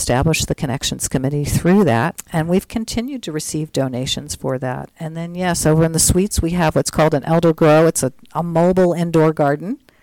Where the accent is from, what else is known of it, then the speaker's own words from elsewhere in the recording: Tennessee, United States; moved away; also born or lived in Missouri; I'm from Tennessee originally